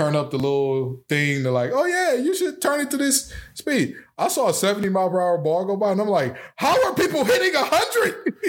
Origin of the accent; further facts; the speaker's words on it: Detroit, Michigan, United States; We're all from Detroit.